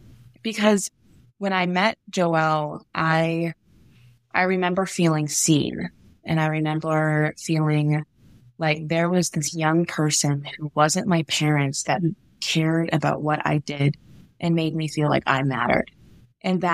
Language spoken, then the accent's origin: English; Indianapolis, Indiana, United States; moved away as an adult; also born or lived in Michigan; now in Idaho, United States; I grew up in Indianapolis, Indiana, so I actually ended up going to Camp Lakeview in southern Indiana as a camper.